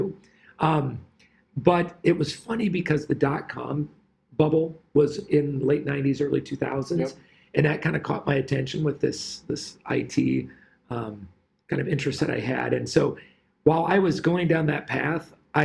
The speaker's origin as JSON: {"language": "English", "region": "Iowa", "country": "United States", "tie": "born or raised there", "said": "I enjoyed growing up in Iowa"}